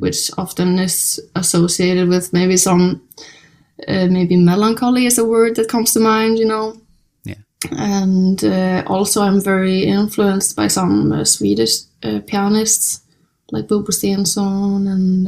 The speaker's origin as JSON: {"language": "English", "country": "Iceland", "tie": "born or raised there", "said": "I'm born and raised in Iceland"}